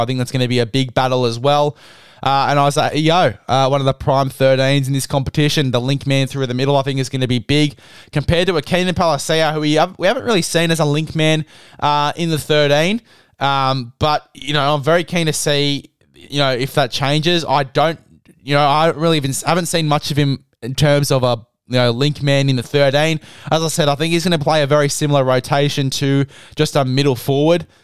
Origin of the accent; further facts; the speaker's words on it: Australia; I'm an Australian